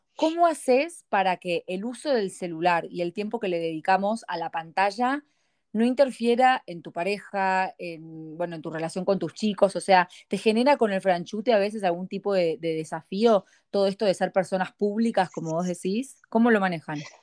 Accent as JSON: {"language": "Spanish", "country": "Argentina", "moved": "yes", "lives_now": "United States", "said": "somos los argentinos"}